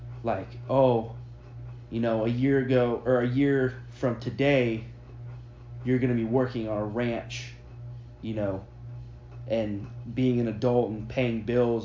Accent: Florida, United States; growing up in Florida

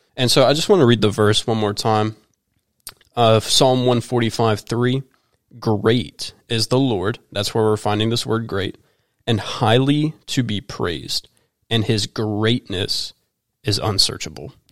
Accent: High Point, North Carolina, United States; now in Winston-Salem, United States; I was born in High Point, North Carolina, which is where our church is located.

